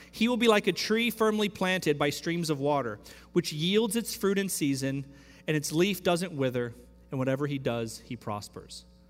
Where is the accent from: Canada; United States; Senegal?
United States; Central Texas; now in Houston, United States; I grew up in Central Texas